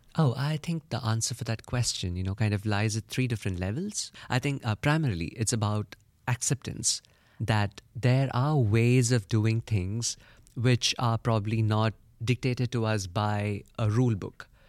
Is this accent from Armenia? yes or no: no; India; I come from India